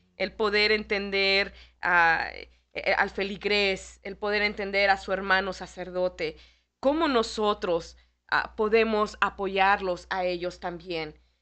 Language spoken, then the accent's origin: Spanish; Mexico City, Mexico; now in Chicago, United States; en mi país, Ah, yo, soy de la Ciudad de México